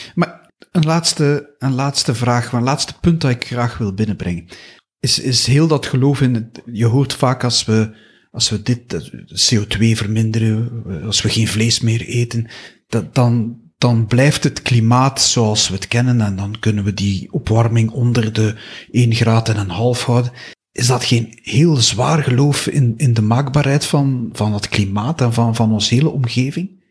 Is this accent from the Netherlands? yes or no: no; Flanders, Belgium; wij als Vlamingen, als Belgen